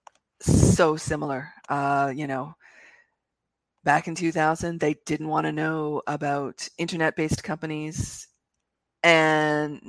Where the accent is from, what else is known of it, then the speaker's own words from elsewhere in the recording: Canada; as a Canadian